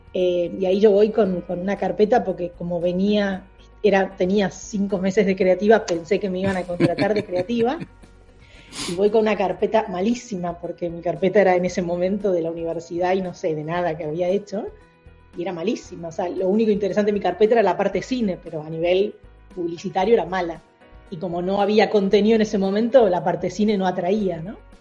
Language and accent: Spanish; Argentina; moved away as an adult; now in New York, United States; soy argentina, expatriada en New York